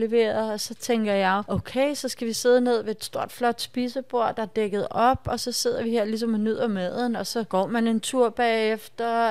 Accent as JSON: {"language": "Danish", "country": "Denmark", "said": "vi danskere"}